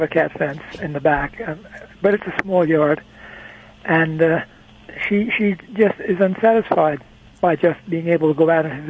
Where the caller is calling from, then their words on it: Barboursville, West Virginia, United States; Barboursville, West Virginia.